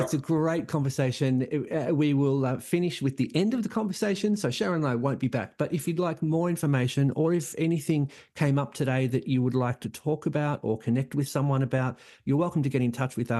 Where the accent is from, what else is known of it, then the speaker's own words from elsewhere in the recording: Australia; accent: Australian; now in Amsterdam, Netherlands; I'm a Salvation Army officer, a gay man currently in Amsterdam, but from Australia. You can probably tell that from my accent.